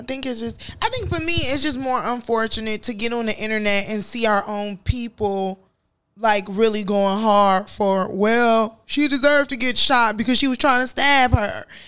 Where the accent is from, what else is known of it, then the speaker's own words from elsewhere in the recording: Chicago, Illinois, United States; I grew up in Chicago